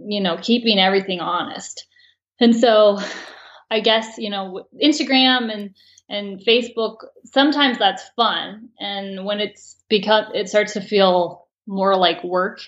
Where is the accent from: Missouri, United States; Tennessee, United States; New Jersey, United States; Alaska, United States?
Alaska, United States; Valdez; moved away as an adult; now in Teton Valley, Idaho, United States; I grew up in Valdez, Alaska